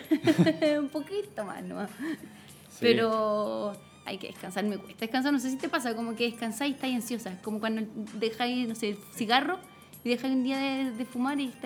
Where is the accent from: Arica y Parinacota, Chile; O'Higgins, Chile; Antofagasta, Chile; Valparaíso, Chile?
O'Higgins, Chile; Coya; moved away as an adult; also born or lived in Rancagua; now in Santiago, Chile; Yo nací en Coya, en los cerros, por eso me encanta todavía. mi colegio estaba en el cerro